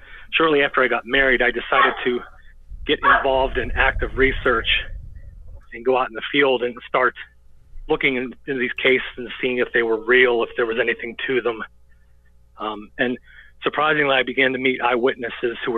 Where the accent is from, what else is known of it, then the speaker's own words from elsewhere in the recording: Greensburg, Pennsylvania, United States; my hometown of Greensburg, Pennsylvania